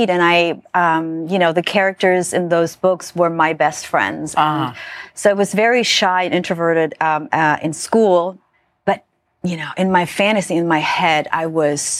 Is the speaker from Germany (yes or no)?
yes; Germany; Well, so I grew up in Germany, right, in a very very very small village